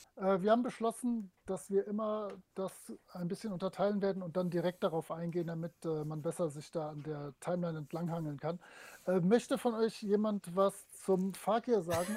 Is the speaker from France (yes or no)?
yes; France; moved away; früher so als Kind in Frankreich